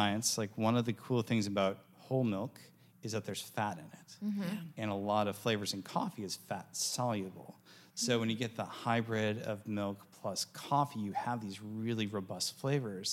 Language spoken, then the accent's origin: English; Wisconsin, United States; moved away; I'm originally from Wisconsin, so dairy and cheese flow through my veins